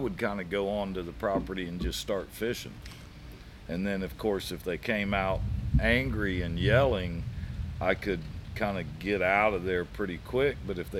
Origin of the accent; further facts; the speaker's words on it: Brandon, Florida, United States; I grew up more inland. I grew up in Brandon, so it wasn't like I lived on the coast and the coast was really close.